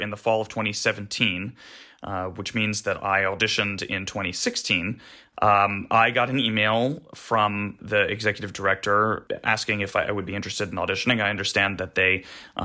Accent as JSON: {"language": "English", "region": "California", "country": "United States", "tie": "born or raised there", "moved": "as an adult", "said": "I grew up in California"}